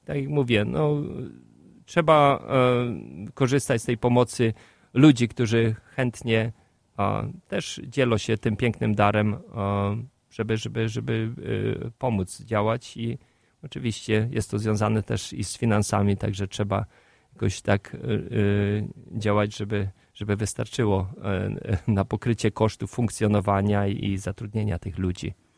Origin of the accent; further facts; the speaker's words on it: Lublin diocese, Lublin Voivodeship, Poland; moved away as an adult; now in Chicago, United States; z mojej diecezji rodzinnej, z, z lubelskiej